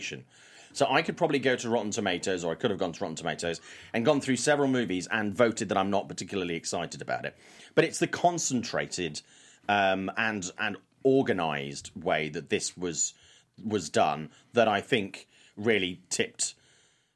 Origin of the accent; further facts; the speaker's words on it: United Kingdom; I'm British